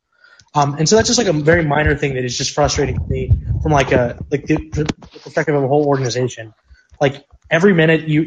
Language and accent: English; Missouri, United States; I'm from Missouri